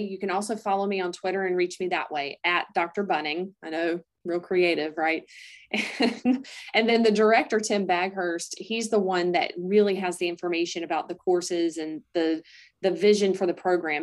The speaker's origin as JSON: {"language": "English", "town": "Greer", "region": "South Carolina", "country": "United States", "tie": "born or raised there", "moved": "yes", "said": "I grew up in Greer, South Carolina."}